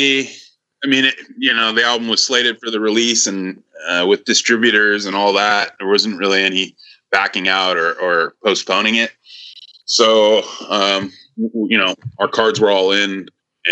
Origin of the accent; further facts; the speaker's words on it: Northern California, United States; I'm from Northern California